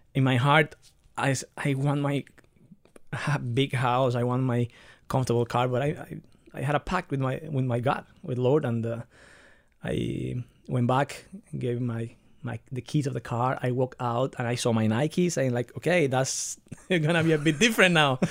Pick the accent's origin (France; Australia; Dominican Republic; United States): Dominican Republic; also born or lived in Barcelona, Spain; now in Nuremberg, Germany; I was born in the Dominican Republic, but out of a fam-, from a family that is, um, mixed between Italians, Spanish people, and Dominicans.